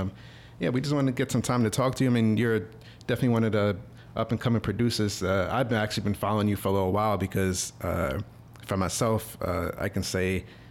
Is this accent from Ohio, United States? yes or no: no; New York City, New York, United States; we're actually from New York ourselves. I'm from Jamaica, Queens.